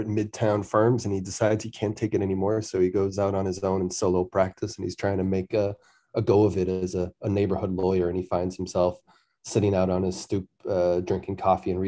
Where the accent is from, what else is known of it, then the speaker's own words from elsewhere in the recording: Wareham, Massachusetts, United States; now in New York, United States; I'm from a town called Wareham down on the south coast of Massachusetts